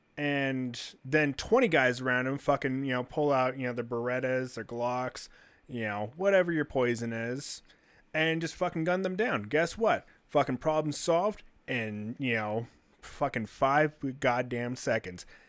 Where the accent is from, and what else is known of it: United States